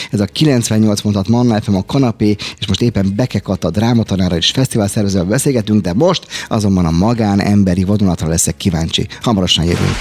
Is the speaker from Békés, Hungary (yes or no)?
no; Budapest, Hungary; Én angyalföldi gyerek vagyok originálisan 1970 óta, ugye ott a Dagály és a környékén éltem az életet